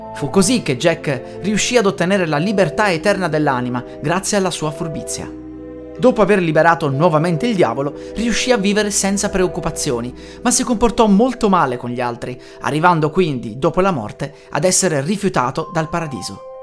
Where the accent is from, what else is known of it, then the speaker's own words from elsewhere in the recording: Italy; Siamo in Italia